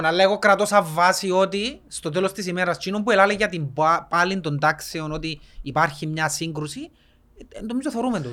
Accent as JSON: {"language": "Greek", "country": "Cyprus", "said": "σαν Κυπρέοι"}